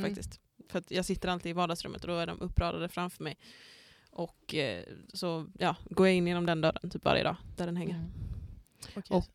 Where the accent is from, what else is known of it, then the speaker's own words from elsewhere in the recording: Skåne, Sweden; now in Umeå, Sweden; egentligen så känns det nästan som att det var mörkare hemma i Skåne förr.